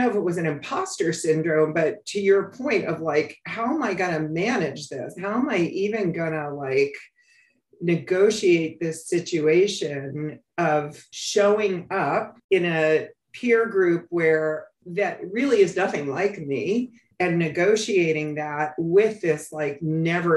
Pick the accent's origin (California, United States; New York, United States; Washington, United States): New York, United States; New York City; I grew up on the Upper West Side, what was considered Spanish Harlem at the time